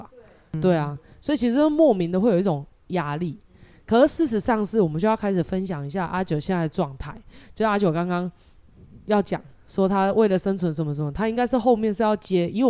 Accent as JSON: {"language": "Chinese", "country": "Taiwan", "said": "其实蛮蛮像我们台湾人的，我们是很健忘的"}